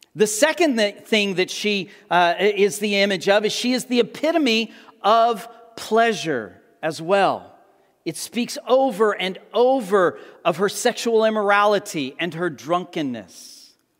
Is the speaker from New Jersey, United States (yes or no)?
no; Amarillo, Texas, United States; I grew up in the Texas Panhandle around Amarillo